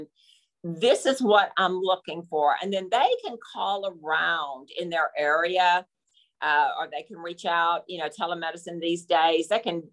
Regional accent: Texas, United States; I'm from Texas

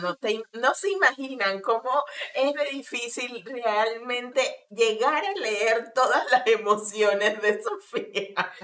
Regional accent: Venezuela; moved away as an adult; also born or lived in Colombia; now in Argentina; como migrante venezolana

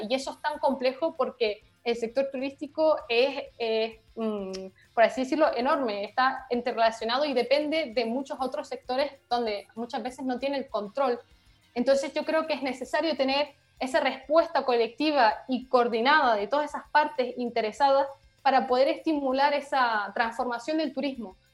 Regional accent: Canary Islands, Spain; moved away as an adult; now in Paris, France; Somos políticamente españolas, por lo tanto pertenecemos a la Unión Europea, pero geográficamente eh, africanas

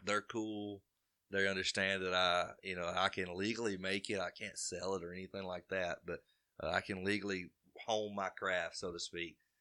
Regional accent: Carbon Hill, Alabama, United States; I'm from Carbondale, Alabama, born and raised

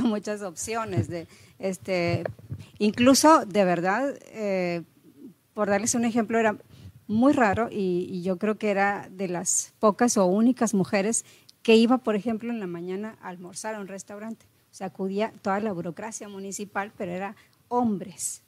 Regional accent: Monterrey, Nuevo León, Mexico; moved away as an adult; also born or lived in Tamaulipas; soy regia eh, con ascendencia potosina, es decir, nací aquí, mis padres son de San Luis Potosí

